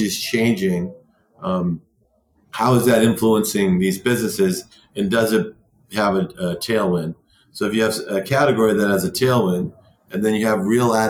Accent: United States; growing up in America

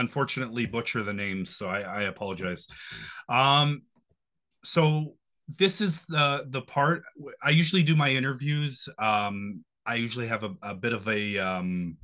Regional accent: Toronto, Ontario, Canada; also born or lived in Scarborough; I've lived in Etobicoke pretty much my whole life

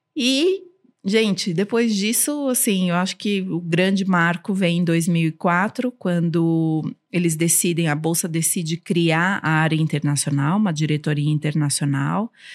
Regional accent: São Paulo, Brazil; first language Armenian; Portuguese is a second language; e eu cresci na comunidade armênia aqui em São Paulo

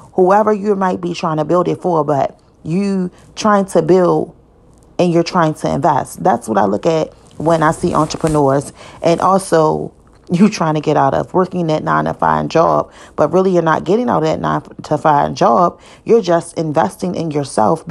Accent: Baltimore, Maryland, United States; I'm from Baltimore City

